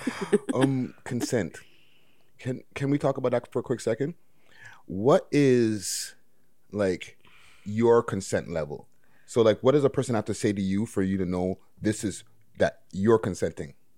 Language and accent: English; Montreal, Quebec, Canada; I'm from Montreal.